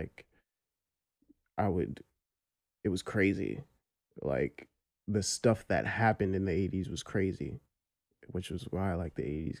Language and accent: English; New York City, New York, United States; I grew up in Brooklyn.